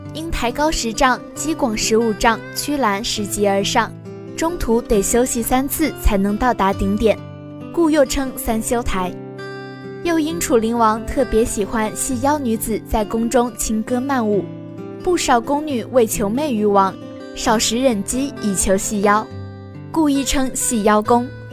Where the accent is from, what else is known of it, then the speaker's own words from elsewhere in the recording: Hubei, China; 作为一个土生土长的湖北人